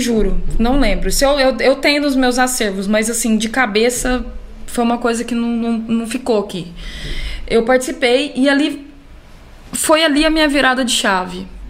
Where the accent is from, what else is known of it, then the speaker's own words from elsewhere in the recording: Uberlândia, Minas Gerais, Brazil; moved away as an adult; now in São Paulo, Brazil; Eu sou de Uberlândia, né? Minas.